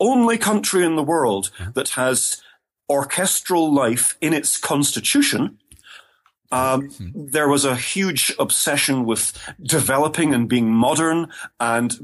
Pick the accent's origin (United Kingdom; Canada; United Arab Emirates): United Kingdom; Scotland; first language English; moved away as an adult; also born or lived in England / Germany / Inverness; culturally, I identify myself very strongly as a Scot. Mm-hmm. But of course, I grew up in Britain